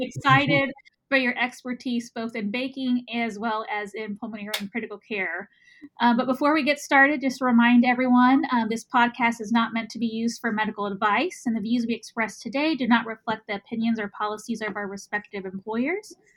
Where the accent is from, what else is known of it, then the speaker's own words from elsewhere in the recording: Texas, United States; accent: Texas; my Texas accent